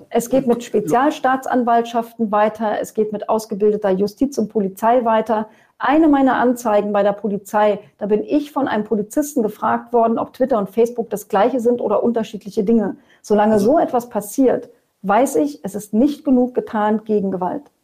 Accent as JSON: {"language": "German", "country": "Germany", "said": "bei uns in Deutschland"}